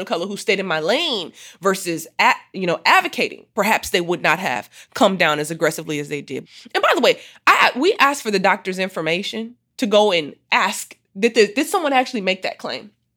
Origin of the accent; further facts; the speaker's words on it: Muskegon, Michigan, United States; I grew up in Muskegon, Michigan